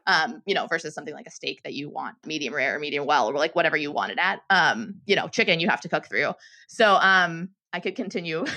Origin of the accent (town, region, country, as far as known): Pittsburgh, Pennsylvania, United States; born or raised there; moved away as an adult; now in San Francisco, United States